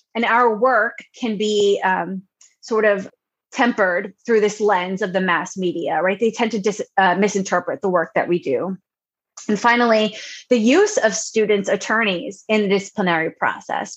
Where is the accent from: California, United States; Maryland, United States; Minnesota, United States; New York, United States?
New York, United States; Long Island; moved away as an adult; also born or lived in Ohio / Indiana; now in North Carolina, United States; Originally, I'm from Long Island, New York, born and bred